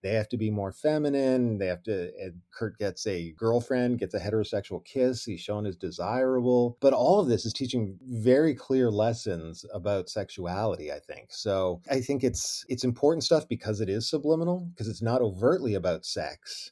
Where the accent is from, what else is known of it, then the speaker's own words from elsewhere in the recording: Ontario, Canada; now in United States; that wasn't my experience growing up in Ontario